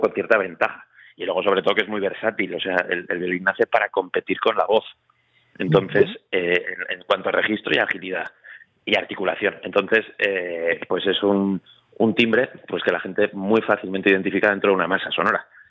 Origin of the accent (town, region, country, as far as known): Zaragoza, Aragon, Spain; moved away as an adult; also born or lived in Madrid